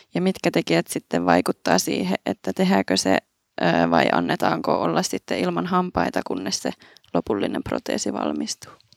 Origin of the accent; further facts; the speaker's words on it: Kouvola, Kymenlaakso, Finland; moved away as an adult; now in Helsinki, Finland; mä oon itse Kouvolasta kotoisin